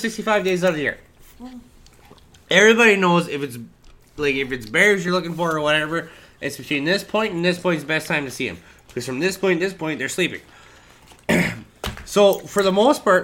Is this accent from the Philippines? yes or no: no; Canada